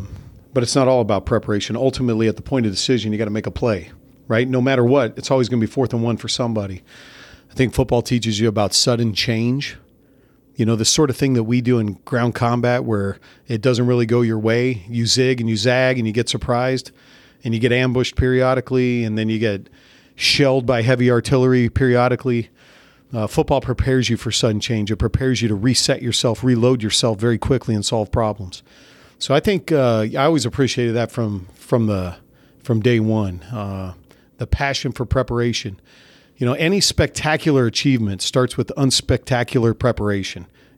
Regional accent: California, United States; So the guys in the neighborhood that I grew up in Central California, they played tackle football without pads.

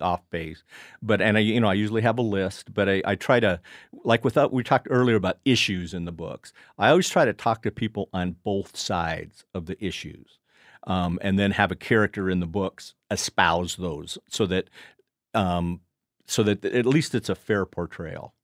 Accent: Casper, Wyoming, United States; I grew up in Casper, but uh, where we would go would be north of Casper

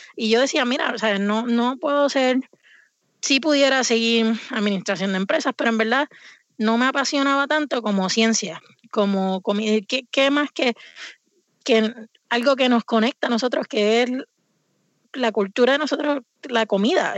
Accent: Puerto Rico; moved away as an adult; now in Vermont, United States; yo me crié, nací en Puerto Rico y me mudé aquí a Estados Unidos cuando tenía 20 años

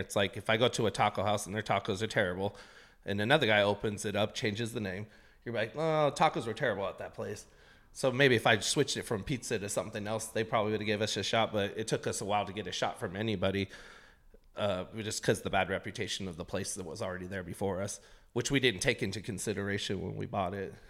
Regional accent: Portland, Oregon, United States; also born or lived in East Los Angeles, California; We came here when I was a toddler, so I only know Portland. I'm actually from Southeast Portland

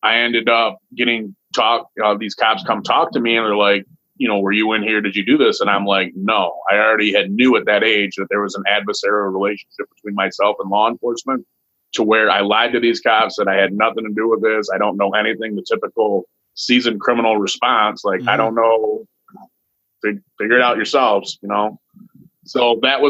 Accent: Toledo, Ohio, United States; I was born in Toledo, Ohio, and my mama lived in the projects

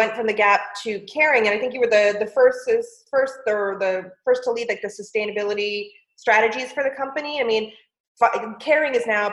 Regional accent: California, United States; I grew up in California

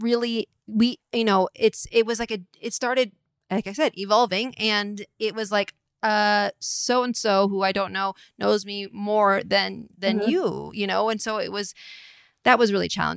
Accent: Atherton, California, United States; I was raised right in Atherton.

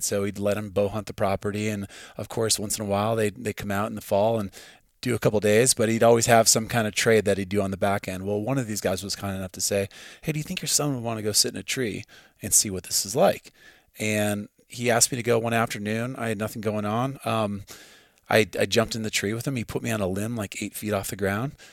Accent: Midwest, United States; now in Montana, United States; I grew up in the Midwest

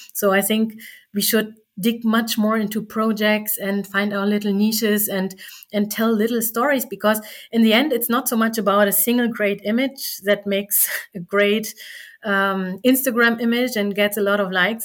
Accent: East Germany, Germany; I was from East Germany

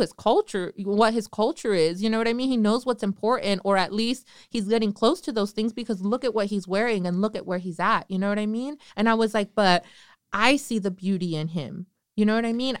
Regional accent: Northern California, United States; I'm from Northern California

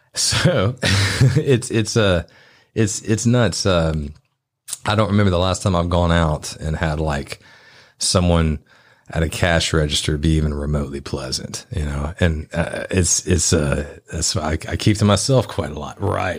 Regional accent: Memphis, Tennessee, United States; I grew up in Midtown

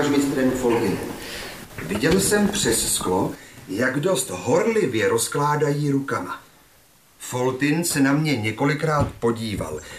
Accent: Jablonné v Podještědí, Liberec Region, Czechia; also born or lived in Brno; now in Ostrava, Czechia; pocházím z Jablného podještědí a potom jsem po Gimplu šel do Brna.

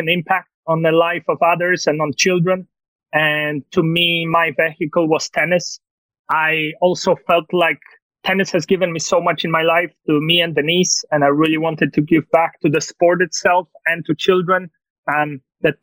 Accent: Poland; English is a second language; moved away as an adult; also born or lived in Tulsa, Oklahoma, United States; now in United States; I was born and raised in Poland, so I'm not faking this accent

